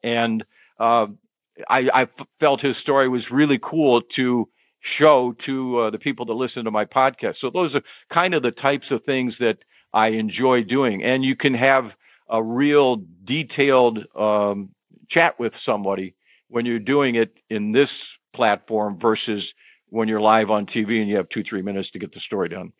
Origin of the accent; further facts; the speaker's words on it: Cleveland, Ohio, United States; also born or lived in Buffalo, New York; when I got to Cleveland, I felt the pressure. Hometown kid.